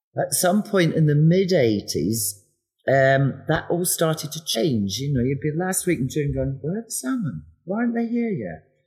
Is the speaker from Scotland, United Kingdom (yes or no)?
yes; west coast of Scotland, United Kingdom; moved away; I'm a Scot. I was born and raised on the west coast of Scotland